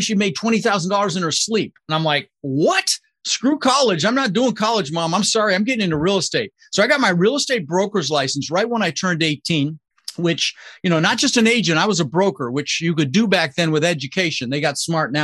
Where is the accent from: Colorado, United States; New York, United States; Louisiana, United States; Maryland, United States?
Colorado, United States; Denver; also born or lived in Netherlands; So I immigrated to this country pretty young, when I was 6 years old, with my mother's Vancha and my brother Albert. And we ended up in Denver, Colorado